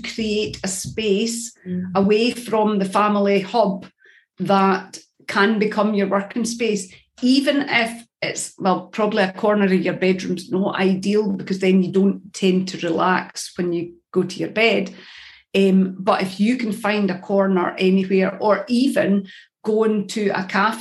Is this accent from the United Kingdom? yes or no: yes; Scotland, United Kingdom; I'm a Scottish